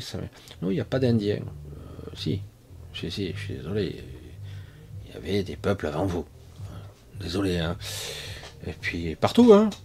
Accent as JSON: {"language": "French", "country": "France", "tie": "born or raised there", "said": "je ne suis pas d'origine de la France, mais je suis né en France"}